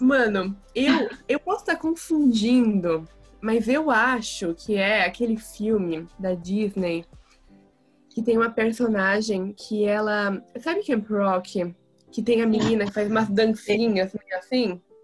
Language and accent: Portuguese; Bertioga, São Paulo, Brazil; also born or lived in Santos, Brazil; eu moro em Bertioga. Eu nasci em Santos, na verdade. Mas aí, quando eu era novinha, ainda tinha uns oito anos, eu vim para Bertioga para morar aqui